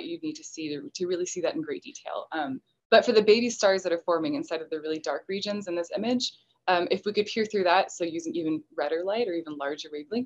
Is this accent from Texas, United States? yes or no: yes; Texas, United States; I'm from Texas